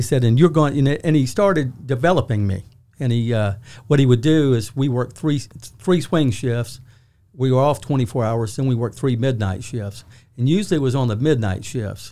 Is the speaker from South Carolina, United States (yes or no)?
yes; Charleston, South Carolina, United States; moved away as an adult; also born or lived in Norfolk, Virginia / Texas; now in Augusta, United States; I spent all of my formative years in the, the Charleston, South Carolina area